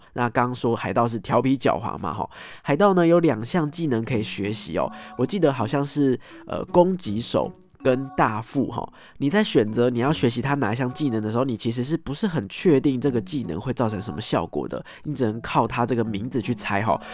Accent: Taiwan; 我们是台湾的密室逃脱爱好者，甚至是设计师

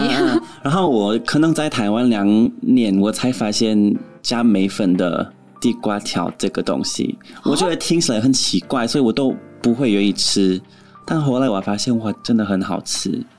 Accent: Edmonton, Alberta, Canada; Chinese is a second language; moved away as an adult; now in Taiwan; 我在那边长大的时候，还是有一点偏偏地

